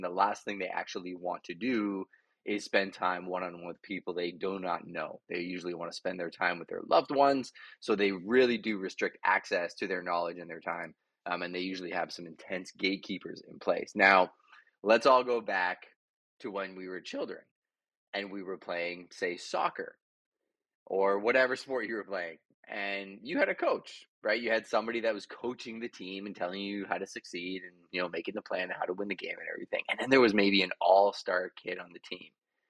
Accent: Montreal, Quebec, Canada; now in London, Canada; So I came from Montreal to London, Ontario, ended up as a bouncer, 155 pounds soaking wet

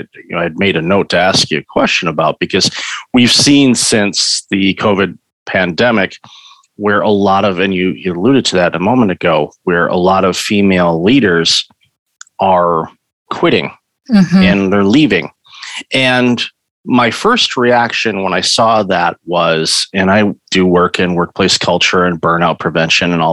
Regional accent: Detroit, Michigan, United States; also born or lived in San Diego; now in Toronto, Canada; I grew up in Detroit

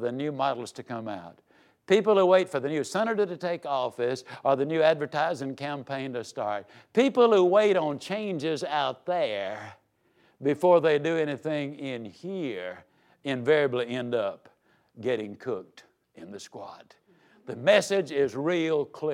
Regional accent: Yazoo City, Mississippi, United States; I was raised down in Yazoo City, Mississippi

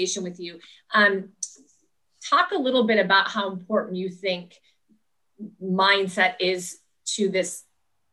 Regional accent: Minnesota, United States; my home state of Minnesota

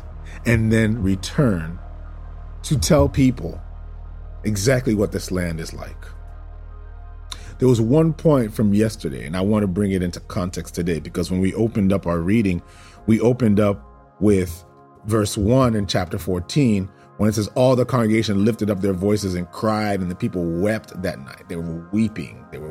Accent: South Florida, United States; I'm from South Florida

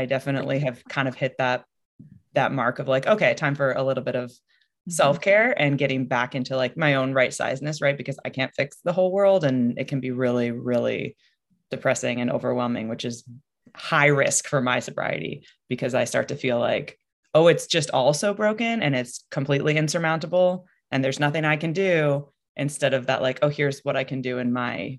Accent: Northwest, United States; I'm from the Northwest, so I like to get outside.

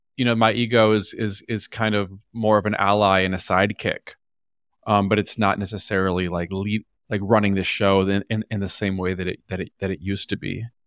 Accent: Minnesota, United States; also born or lived in New York / Los Angeles; now in Austin, United States; I grew up in Minnesota. I'm originally from a small town in Minnesota

